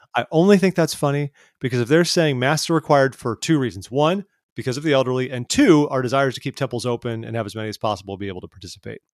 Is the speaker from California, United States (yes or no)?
yes; California, United States; as a Californian